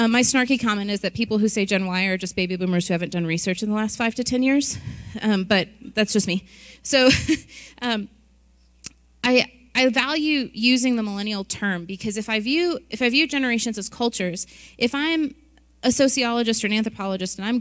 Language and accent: English; Midwest, United States; I was born and raised in the Midwest